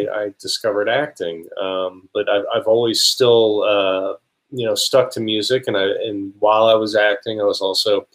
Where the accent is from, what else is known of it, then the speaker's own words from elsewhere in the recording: New Jersey, United States; I grew up in New Jersey